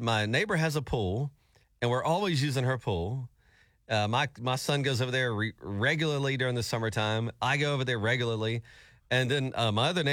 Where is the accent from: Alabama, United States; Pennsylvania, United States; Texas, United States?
Alabama, United States; moved away; I was from Alabama.